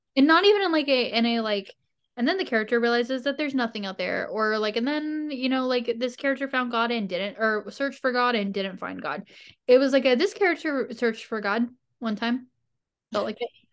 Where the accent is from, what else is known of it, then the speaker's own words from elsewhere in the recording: West Virginia, United States; I'm from West Virginia